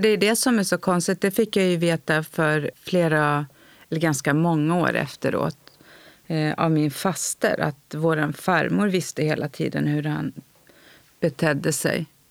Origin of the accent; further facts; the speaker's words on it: Tyresö, Stockholm County, Sweden; Jag är uppvuxen i Stockholm, i Tyresö